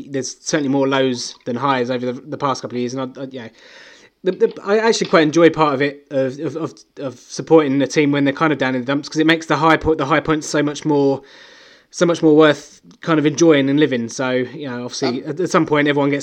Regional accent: England, United Kingdom; now in Scotland, United Kingdom; being an Englishman in Scotland

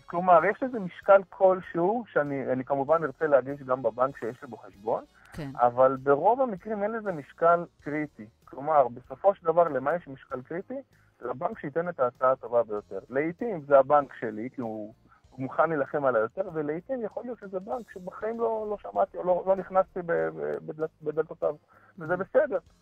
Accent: Israel; כולנו כישראלים טובים

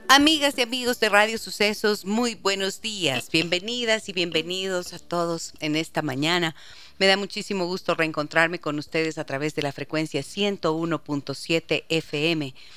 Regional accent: Ibarra, Imbabura, Ecuador; now in Quito, Ecuador; soy de Ibarra, amo, amo mi provincia de Imbabura porque allí crecí, pero nací en Quito y viví aquí hasta cuando tenía eh, seis años

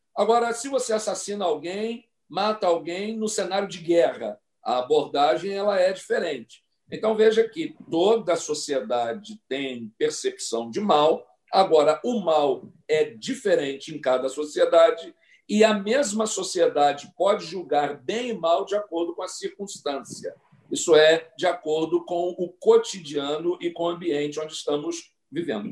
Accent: Mesquita, Rio de Janeiro, Brazil; minha cidade, onde nasci, na capital da Baixada Fluminense do Rio de Janeiro, a bela cidade de Mesquita

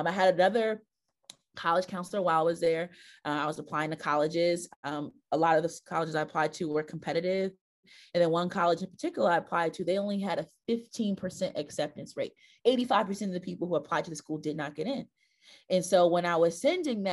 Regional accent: Newark, New Jersey, United States; also born or lived in Western Massachusetts; was born and raised in Newark. I grew up in the Weak Wake section, the South Ward, a little bit of the West Ward

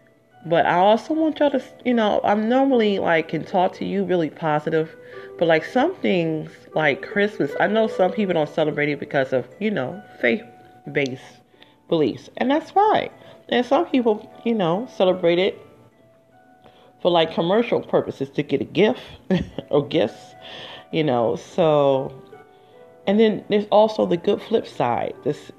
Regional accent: Detroit, Michigan, United States; I'm from the D. I'm from Detroit originally

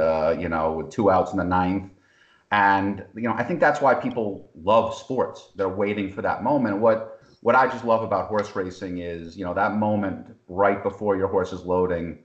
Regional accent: Boston, Massachusetts, United States; also born or lived in New York; I ended up growing up in Boston

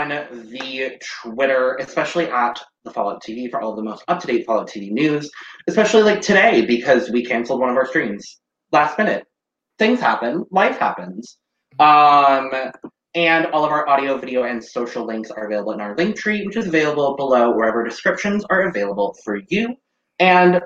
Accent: Arizona, United States; as an Arizonan

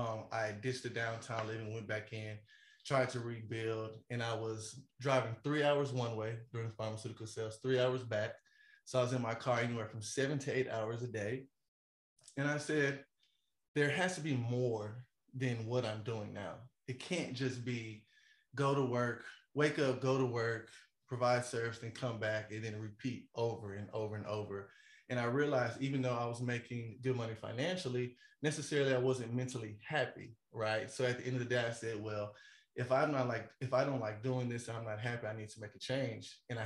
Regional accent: the South, United States; I'm from the South, so the temperature can get a little hot up there.

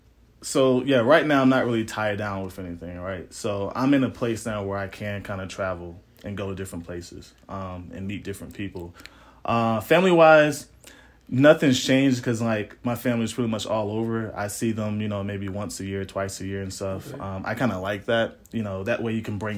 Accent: New Jersey, United States; moved away; also born or lived in Atlanta, Georgia; I'm originally from Jersey, but I moved out here for a job.

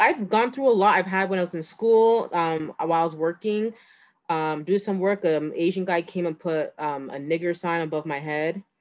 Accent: Markham, Ontario, Canada; I grew up in Markham

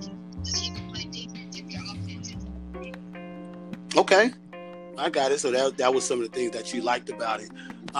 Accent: Shreveport, Louisiana, United States; I was born in Shreveport.

